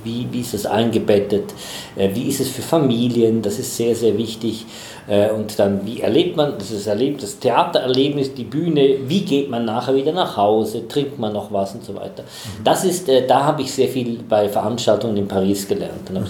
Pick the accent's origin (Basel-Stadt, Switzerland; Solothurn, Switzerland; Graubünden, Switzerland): Graubünden, Switzerland; Chur; moved away as an adult; also born or lived in Basel / Essen / Düsseldorf / Madrid; now in Bad Gandersheim, Germany; ich komme aus der Schweiz. In der Schweiz gibt es wenig große Städte. Es gibt Basel, es gibt Zürich. So, mhm. Die anderen das sind so kleinere Städte. Ich komme aus den, äh, aus den Bergen, aus Chur